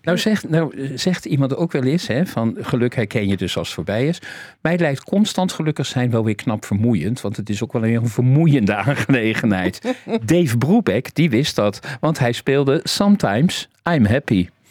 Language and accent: Dutch; Rotterdam, South Holland, Netherlands; Mijn allergelukkigste jaren waren mijn MAVO-jaren in Overschie, waar ik geboren ben.